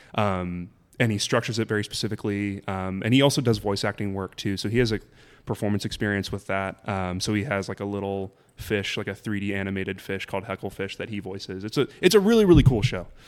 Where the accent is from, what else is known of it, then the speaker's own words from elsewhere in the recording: Burbank, California, United States; also born or lived in Kansas; I'm from Burbank, so that's where I grew up